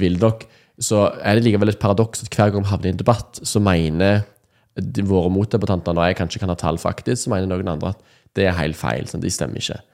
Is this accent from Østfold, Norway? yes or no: no; Nærbø, Rogaland, Norway; jeg kom fra Nærbø på, i Rogaland. Mm. Eh, oppvokst i en sånn, litt sånn tradisjonell eh, kristen familie